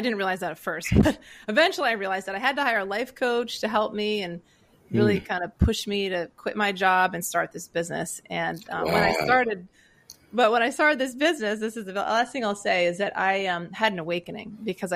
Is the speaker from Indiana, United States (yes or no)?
no; Maine, United States; also born or lived in Virginia; I grew up in Maine